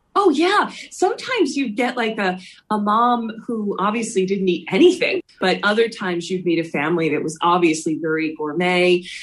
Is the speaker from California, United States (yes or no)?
no; Philadelphia, Pennsylvania, United States; I grew up in Philly.